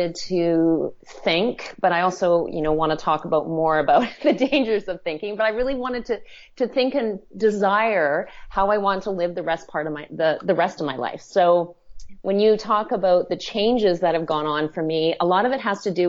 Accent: Western Canada, Canada; now in Toronto, Canada; I grew up in Western Canada, very much on a hobby farm

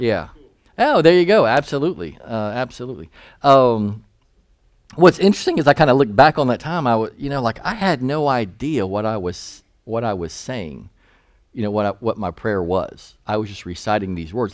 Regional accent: Eastern North Carolina, United States; I grew up in East North Carolina

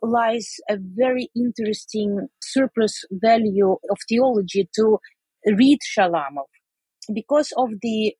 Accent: Saint Petersburg, Russia; now in Amsterdam, Netherlands; I grew up in Leningrad.

